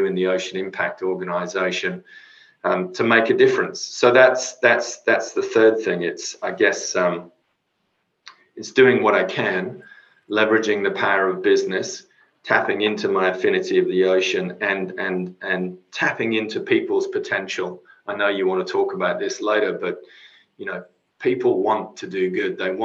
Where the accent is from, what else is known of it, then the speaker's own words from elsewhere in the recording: Cornwall, South West England, United Kingdom; now in Sydney, Australia; I grew up living, surfing, swimming in the ocean in Cornwall. And of course, I come here and I live in Sydney